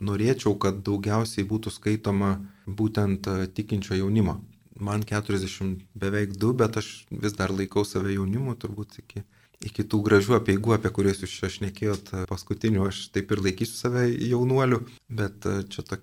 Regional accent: Lithuania; mes lietuviai tikintieji

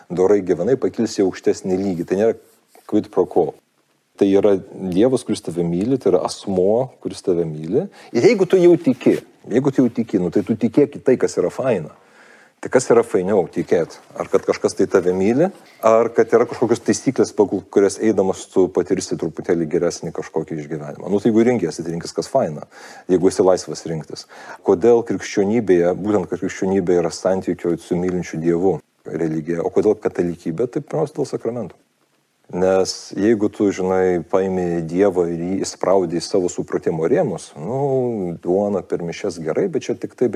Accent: Lithuania; also born or lived in United States

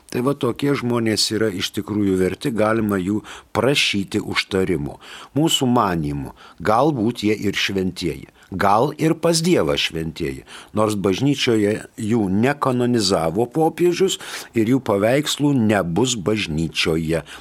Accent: Lithuania; mes lietuviai nesakom Casparas, mes sakom Kasparas.

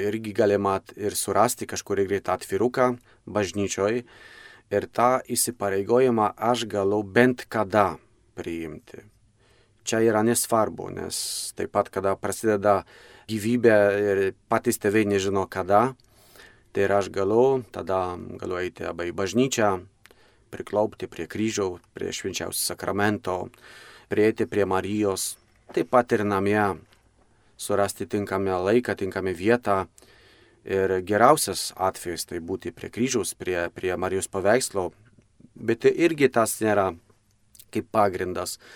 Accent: Poland; moved away as an adult; now in Lithuania; aš pats esu kilęs iš, iš Lenkijos.

